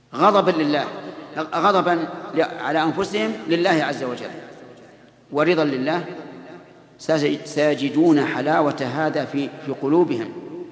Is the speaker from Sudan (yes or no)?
no; Saudi Arabia; بلادنا السعودية